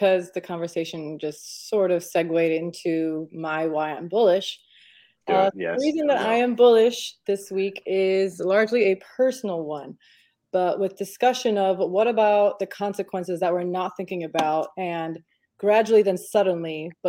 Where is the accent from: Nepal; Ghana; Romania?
Romania; I'm from Romania, born in Romania.